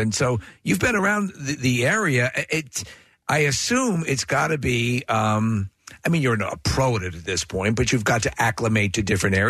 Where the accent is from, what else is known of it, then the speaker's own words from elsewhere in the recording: Long Island, New York, United States; So I'm born in New York and raised on Long Island